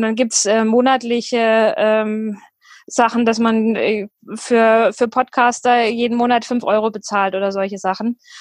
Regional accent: near Fulda, the Rhön, Hesse, Germany; moved away as an adult; also born or lived in Ireland / Düsseldorf / New Zealand / Ruhr area; now in Ruhpolding, Germany; ursprünglich stamme ich äh, aus der Nähe von Fulda, aus der Rhön äh, aus dem Dorf

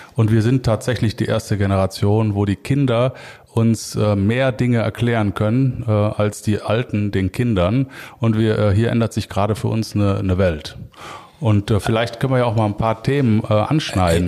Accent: Cologne, North Rhine-Westphalia, Germany; als Kölner äh, ist natürlich das Kölsche Grundgesetz für mich maßgeblich

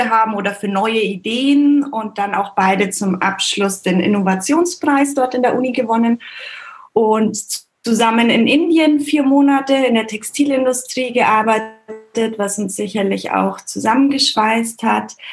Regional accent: Bavaria, Germany; Ich bin im Allgäu aufgewachsen, so eine Stunde von München weg und auch immer viel in Österreich und Wien gewesen, weil da meine Mama herkommt.

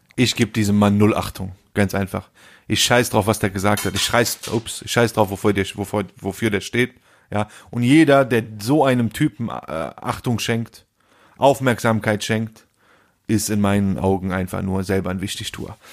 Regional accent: Rhineland, Germany; Wo sind wir aufgewachsen? Im Rheinland

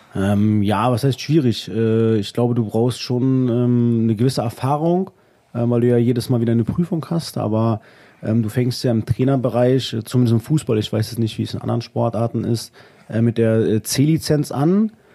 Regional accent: Wolfenbüttel, Lower Saxony, Germany; in meinem ja, Heimatdorf, da wo ich groß geworden bin und äh, ja, mein Vater heute noch wohnt, mhm. äh, nach Großstöckheim

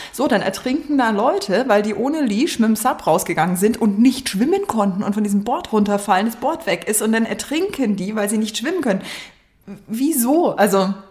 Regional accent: Germering, Bavaria, Germany; ich komme aus Germering

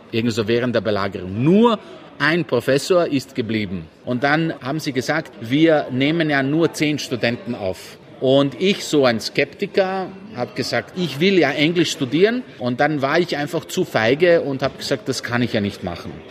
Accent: Sarajevo, Bosnia & Herzegovina; born there; Ich bin in Sarajevo geboren

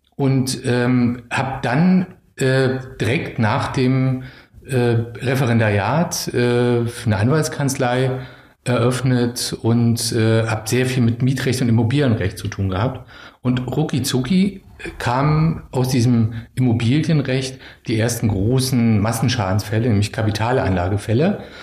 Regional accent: Schwerin, Mecklenburg-Vorpommern, Germany; moved away as an adult; also born or lived in Berlin; ich bin in Schwerin groß geworden

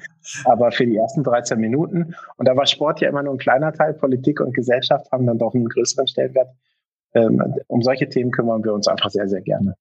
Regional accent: Germany; als Deutscher

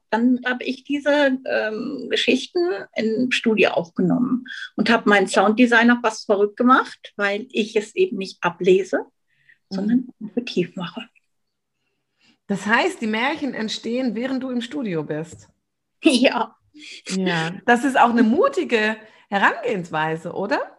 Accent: Hanover, Lower Saxony, Germany; moved away as an adult; now in Switzerland; Ich bin wie die Maren aus Hannover und habe mir einen Traum erfüllt und einen Kindheitstraum und bin in die Schweiz gegangen.

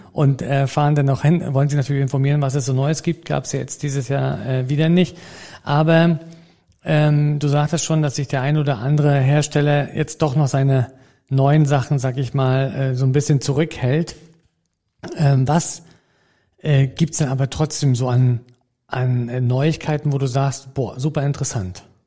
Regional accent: Mecklenburg-Vorpommern, Germany; bei uns in Mecklenburg-Vorpommern

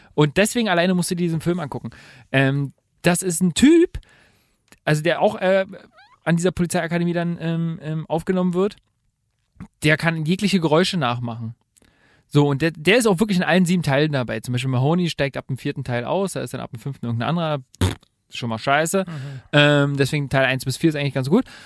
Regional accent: Germany; bei uns in Deutschland

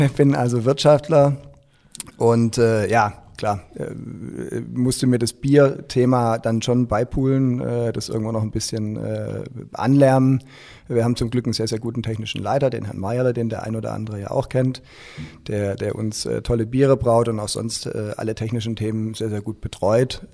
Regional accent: Stuttgart, Baden-Württemberg, Germany; moved away as an adult; also born or lived in Frankfurt; now in Schwäbisch Hall, Germany; ich bin ja eigentlich in Stuttgart groß geworden

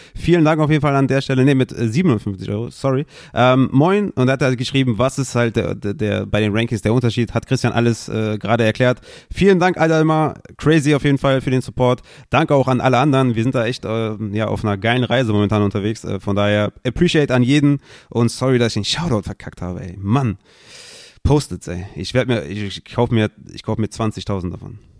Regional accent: Düsseldorf, North Rhine-Westphalia, Germany; ich bin Düsseldorfer

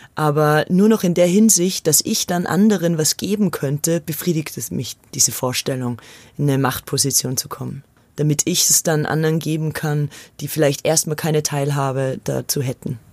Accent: Austria; now in Munich, Germany; Ich bin ja aus Österreich

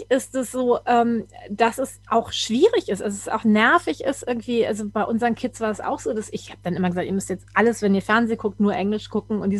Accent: Germany; first language German; Und ich denke, ja, das ist meine Muttersprache.

